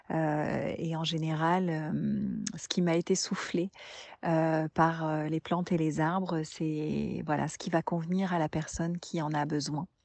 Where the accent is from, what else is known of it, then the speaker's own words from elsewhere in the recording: Normandy, France; born there; Alors je suis …, je suis née en Normandie, littéralement euh, terre des hommes du Nord.